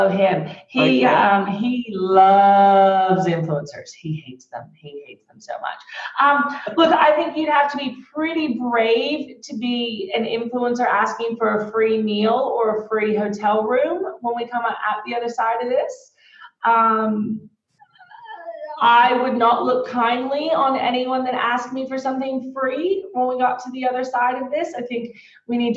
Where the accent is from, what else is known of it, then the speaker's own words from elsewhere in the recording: Texas, United States; also born or lived in Australia; We both speak Spanish, right? We grew up in Texas